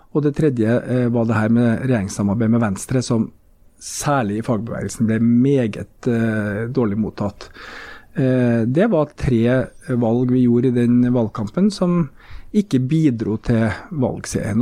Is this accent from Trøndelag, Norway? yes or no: yes; Trondheim, Trøndelag, Norway; born or raised there